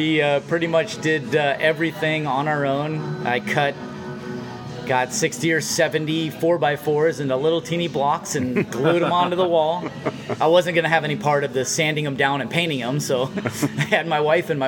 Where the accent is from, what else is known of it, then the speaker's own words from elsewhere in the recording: Vista, California, United States; also born or lived in San Diego / Chico; I keep saying born and raised in Vista, but I was born in San Diego. I was 2 weeks old when I moved to Vista.